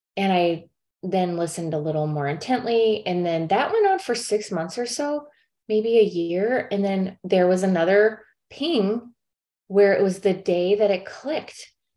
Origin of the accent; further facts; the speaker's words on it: St. Louis, Missouri, United States; moved away as an adult; also born or lived in South Korea; now in California, United States; I'm from St. Louis